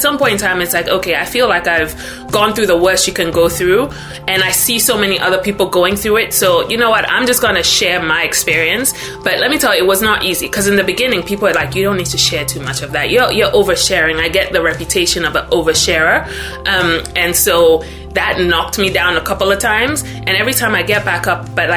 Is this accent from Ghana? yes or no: yes; Ghana; moved away as an adult; now in United States; I'm originally from Ghana. So born and raised in Ghana, moved to the US when I was 18, so about 13 years ago